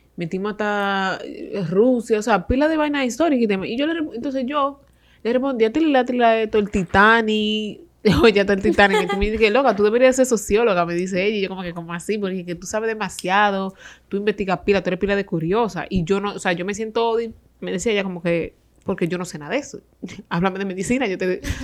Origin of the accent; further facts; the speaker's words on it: Dominican Republic; somos los dominicanos